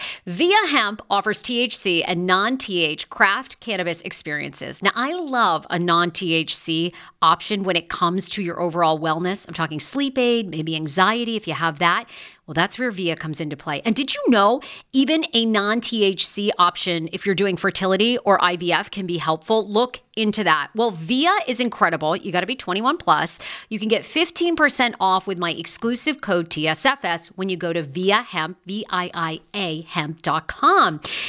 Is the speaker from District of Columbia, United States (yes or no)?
no; Baltimore, Maryland, United States; I'm feeling good. I'm from Baltimore.